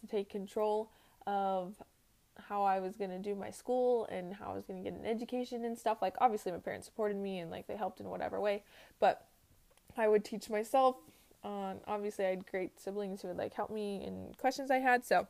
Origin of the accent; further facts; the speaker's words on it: Tooele, Utah, United States; also born or lived in Dallas, Georgia; now in Salt Lake City, United States; I grew up here in, well, not in Salt Lake, but in Tooele, which is 30 minutes somewhere away from Salt Lake City